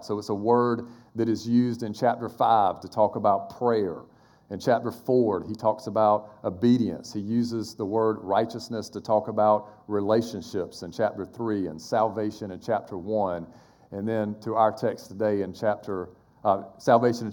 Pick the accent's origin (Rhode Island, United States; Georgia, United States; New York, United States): Georgia, United States; Quitman; now in Charleston, United States; Quitman, Georgia, which is really, it's next to Valdosta, Georgia, because that's my hometown